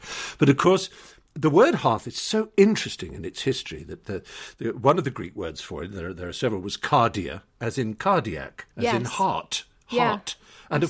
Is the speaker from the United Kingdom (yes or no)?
yes; United Kingdom; And I, you know, we used to, especially being British, think it rather pretentious to bring our minds to bear on what we were tasting